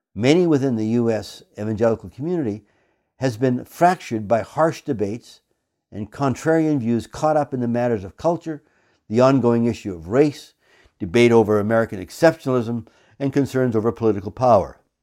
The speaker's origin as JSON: {"language": "English", "country": "Canada", "said": "I come to this subject as a Canadian"}